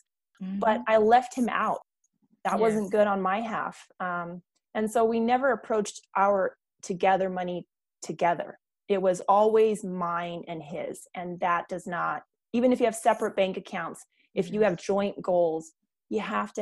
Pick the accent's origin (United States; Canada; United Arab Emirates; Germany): Germany; moved away; I come from Germany. I come from a military background.